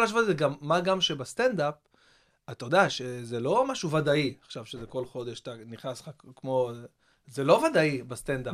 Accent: Israel; אני מכאן

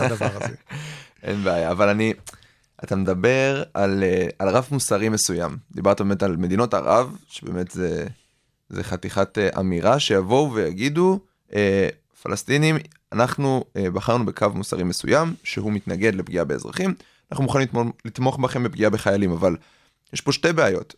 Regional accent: Israel; אנחנו פה גדלנו במדינת ישראל

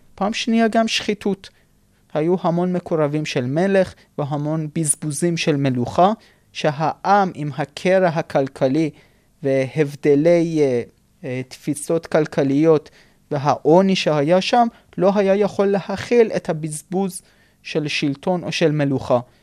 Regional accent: Isfahan, Iran; moved away as an adult; אני אספהאני לצורך הדוגמה. זאת אומרת, אבותי אבותי יצאו מבבל ועברו לאיראן. ועד אלפיים ושלוש אני גרתי באספהאן

